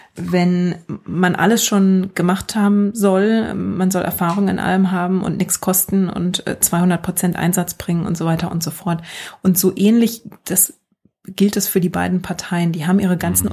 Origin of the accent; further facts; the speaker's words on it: Germany; now in United States; ich komme aus Deutschland